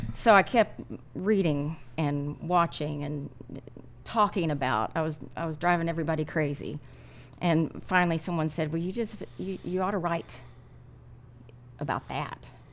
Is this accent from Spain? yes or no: no; Lubbock, Texas, United States; When I was growing up in Lubbock